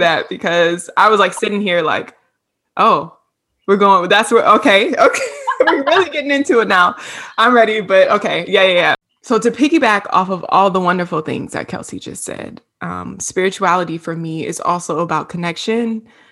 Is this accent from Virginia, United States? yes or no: yes; Hampton, Virginia, United States; moved away as an adult; now in Atlanta, United States; I'm originally from Virginia, Hampton, Virginia, seven five